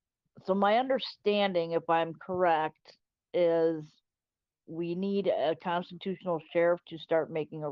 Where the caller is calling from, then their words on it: Wisconsin, United States; I am from Wisconsin. I'm in Polk County.